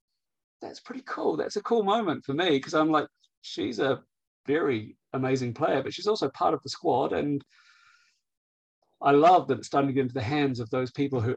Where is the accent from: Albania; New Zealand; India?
New Zealand; let's be honest, I'm a Kiwi.